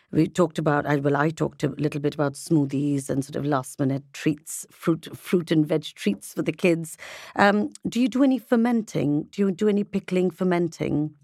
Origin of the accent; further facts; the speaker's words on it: India; being Indian